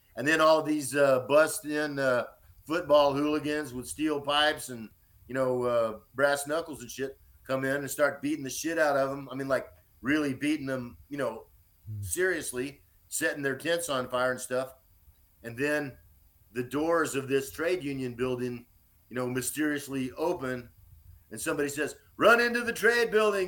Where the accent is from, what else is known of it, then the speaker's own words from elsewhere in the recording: Austin, Texas, United States; also born or lived in Dallas, Texas; I was born in Austin, Texas, in 1960.